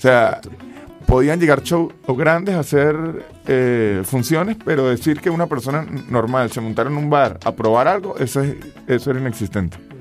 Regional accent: San Cristóbal, Táchira, Venezuela; yo soy de San Cristóbal, pero mi familia es finquera

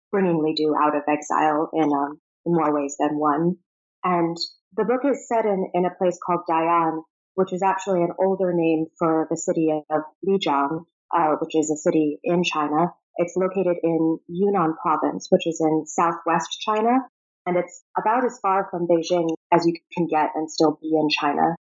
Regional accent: Prague, Czechia; also born or lived in Rome, Italy / Moscow, Russia / Virginia, United States; So I was born in Rome, and we lived in Moscow for five years after that. So my earliest memories involve a lot of Russian fairy tales, Russian art, picnics in the snow, um, and after that, we moved to Virginia for a bit and then to Prague

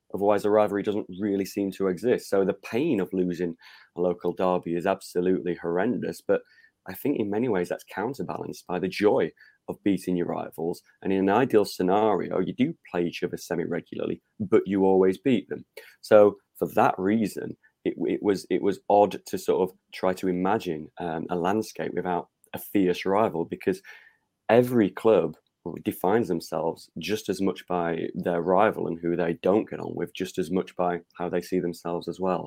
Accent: Rotherham, Yorkshire and the Humber, United Kingdom; growing up in Rotherham in the early eighties

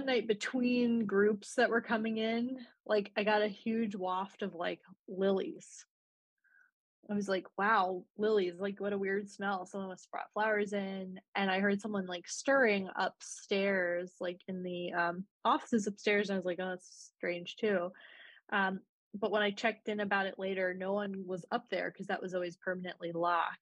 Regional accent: Leesburg, Virginia, United States; moved away as an adult; now in New York, United States; I'm from Virginia originally, from a town called Leesburg, which is I guess Northern Virginia

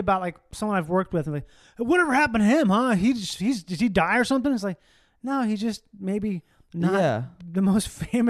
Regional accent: Midwest, United States; I'm from the Midwest.

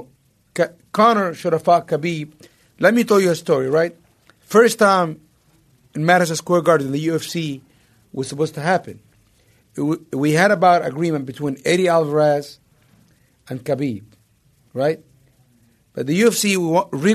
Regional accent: Egypt; moved away; growing up in Egypt

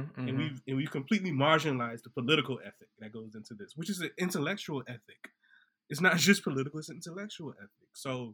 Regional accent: Orangeburg, South Carolina, United States; I think about I come from Orangeburg, the Orangeburg Massacre.

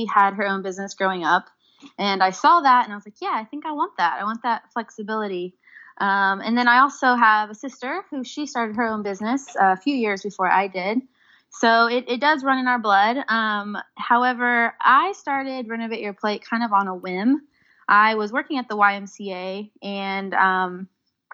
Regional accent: Indianapolis, Indiana, United States; I was born and raised in Indianapolis

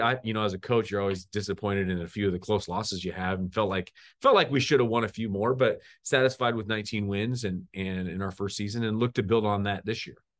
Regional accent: the Northwest, Pacific Northwest, United States; now in Missoula, United States; I'm from the Northwest

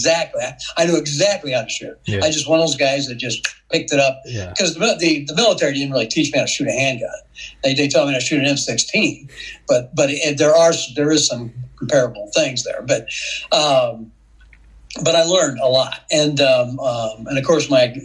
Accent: Rock Island, Illinois, United States; I grew up in Rock Island, Illinois

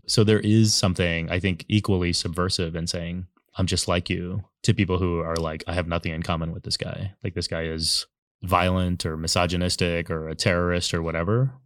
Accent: San Antonio, Texas, United States; moved away as an adult; now in New York City, United States; I grew up in Texas, born and raised twenty-two years, and then I've lived in New York City for, like, the fa-, last fifteen

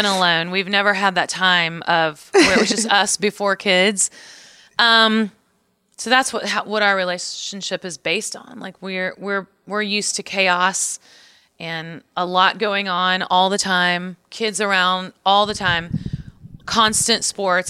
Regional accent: Missouri, United States; moved away; also born or lived in Nashville, Tennessee; I grew up in Missouri, so I was always like Missouri Tigers fan

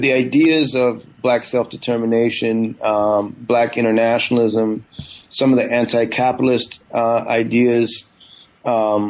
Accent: Northern California, United States; also born or lived in Guyana; I was born in Guyana in the 70s and grew up, you know, my family moved to the U.S. I grew up in Northern California

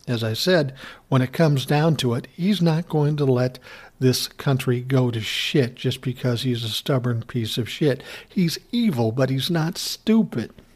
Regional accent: Midwest, United States; We're both from the Midwest

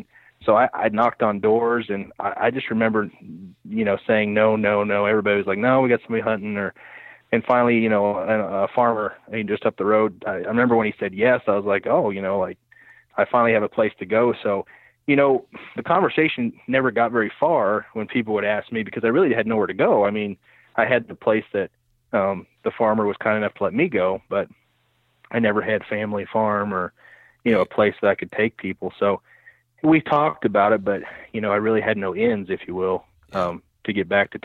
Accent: Keokuk, Iowa, United States; also born or lived in Quincy / St. Louis; now in Cedar Rapids, United States; I was born and raised in Keokuk, Iowa, Southeast Iowa, and grew up there, spent most of my teen years there.

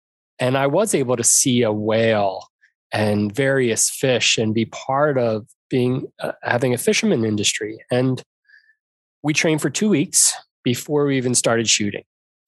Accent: Arizona, United States; I'm from Arizona. There's no ocean to speak of.

